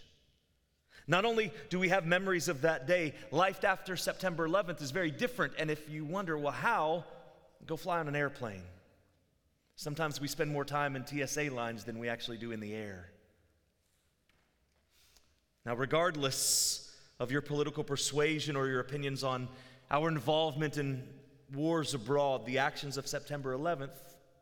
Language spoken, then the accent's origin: English; Virginia Beach, Virginia, United States; I lived where I grew up in Virginia Beach, Virginia.